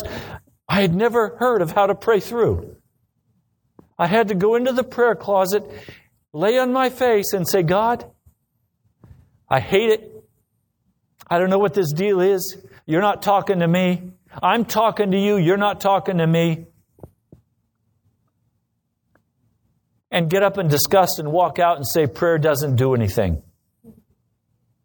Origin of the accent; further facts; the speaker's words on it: United States; We're Americans.